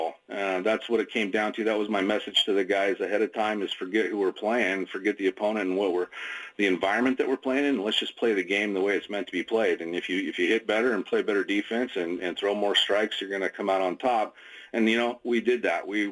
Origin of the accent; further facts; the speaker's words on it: Oregon City, Oregon, United States; I grew up in Oregon City